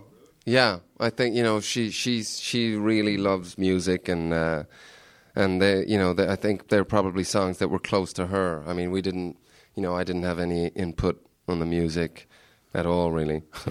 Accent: Ireland; sort of people always think I'm Canadian, but I'm actually Irish in disguise.

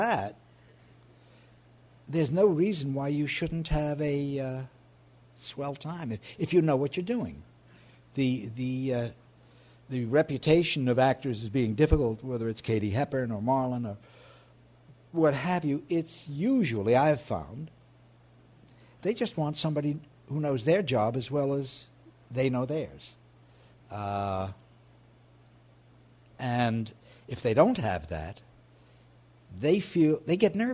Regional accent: New York, United States; I'm a New Yorker and I've spent my life here

